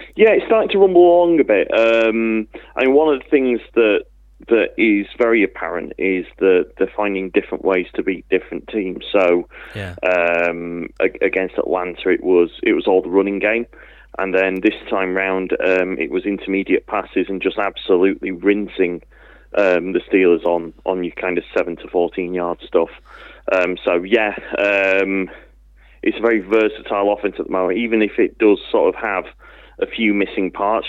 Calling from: Manchester, North West England, United Kingdom; I'm calling from Withington.

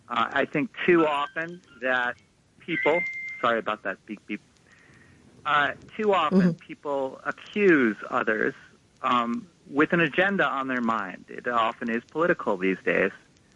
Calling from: Brooklyn, New York, United States; Hey, I'm …. I'm from Brooklyn.

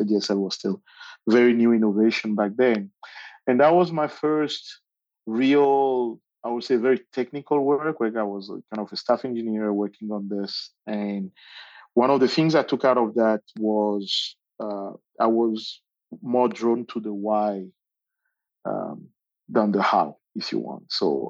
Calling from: Johannesburg, Gauteng, South Africa; I'm calling in from Johannesburg, South Africa.

